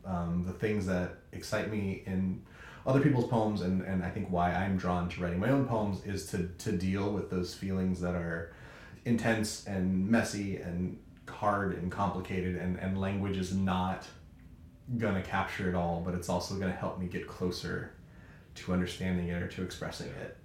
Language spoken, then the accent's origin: English; California, United States; now in Chicago, United States; I am a Californian living in Chicago